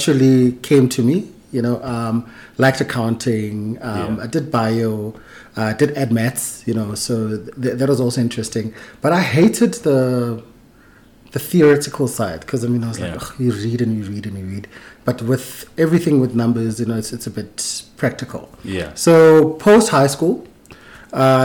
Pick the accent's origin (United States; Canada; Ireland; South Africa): South Africa; Kagiso, Gauteng; also born or lived in Tsakane, East Rand; I was born in the East Rand. In Tsakane. And then we moved to Kagiso. I was very young, like late 80s. That's when we moved to Kagiso, and that's where I grew up